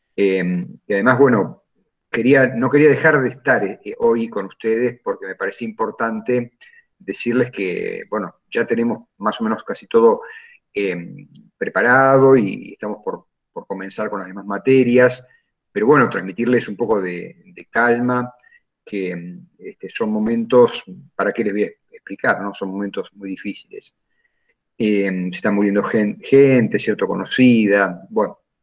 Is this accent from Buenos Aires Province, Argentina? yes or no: yes; Junín, Buenos Aires Province, Argentina; also born or lived in Lincoln; yo resido en Junín